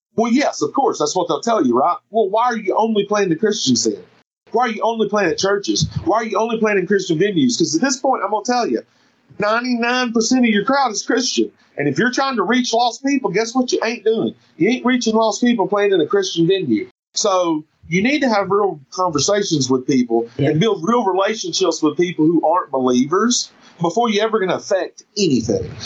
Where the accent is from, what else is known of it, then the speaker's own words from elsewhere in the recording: United States; also born or lived in Seattle, United States / North Carolina, United States; now in South Carolina, United States; I'm from the Carolinas. It's hard for me to claim one or the other. I live in South Carolina right now, but I got a North Carolina tattoo on my wrist, and I'm a Tar Heel till